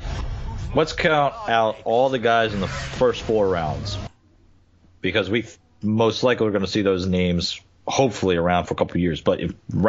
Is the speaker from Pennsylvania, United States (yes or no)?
yes; Philadelphia, Pennsylvania, United States; my hometown team